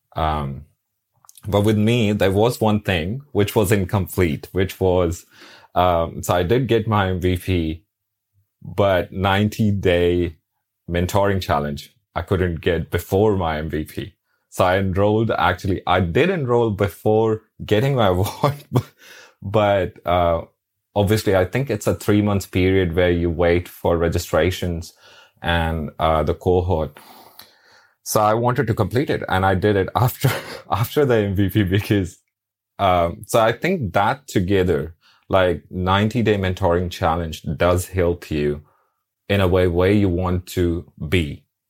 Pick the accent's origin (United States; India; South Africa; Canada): India; New Delhi, Delhi; now in Brisbane, Australia; originally I'm from New Delhi